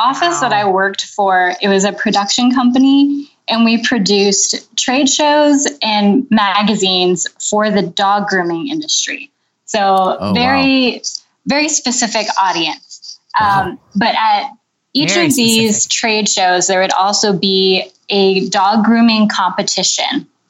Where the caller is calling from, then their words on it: Mechanicsburg, Pennsylvania, United States; I'm calling you from Mechanicsburg, Pennsylvania.